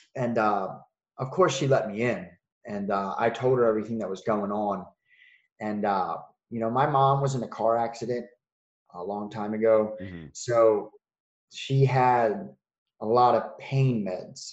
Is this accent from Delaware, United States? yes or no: yes; Wilmington, Delaware, United States; I'm from Wilmington, Delaware um, which is up north